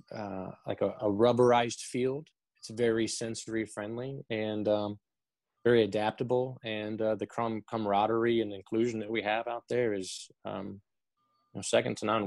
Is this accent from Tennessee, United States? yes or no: yes; Chattanooga, Tennessee, United States; moved away as an adult; also born or lived in Lexington, Kentucky; born and raised in Chattanooga, Tennessee.